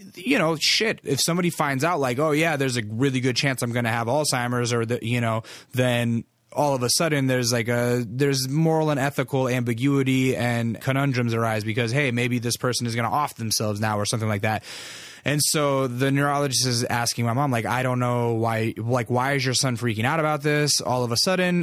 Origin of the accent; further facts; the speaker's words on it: Alaska, United States; I'm from Alaska